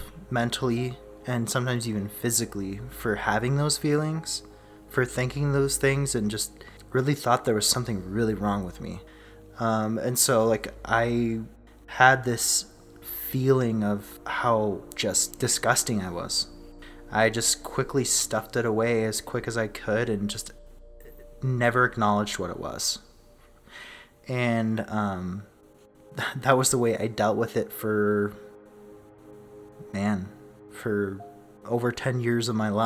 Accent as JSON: {"language": "English", "region": "Southern California", "country": "United States", "tie": "born or raised there", "moved": "yes", "lives_now": "Rexburg, Idaho, United States", "said": "I was born and raised in Southern California"}